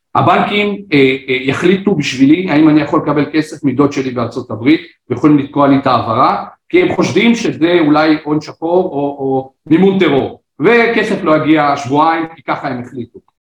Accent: Israel; ובואו נדבר עלינו כחבור, כישראלים

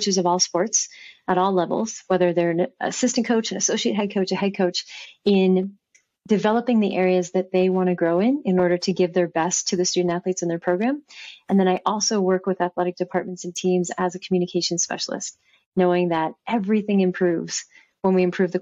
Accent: Bay Area, California, United States; I grew up in the Bay Area

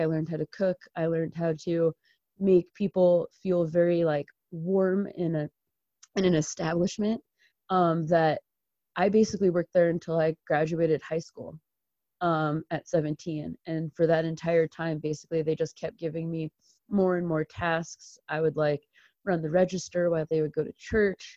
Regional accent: Marlborough, New York, United States; now in Colorado, United States; I am from Marlborough, New York

